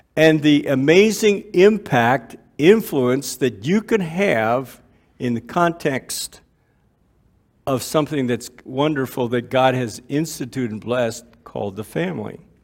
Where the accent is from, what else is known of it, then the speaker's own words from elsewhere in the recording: Waterloo, Ontario, Canada; I was born and raised in Waterloo, Ontario, grew up in church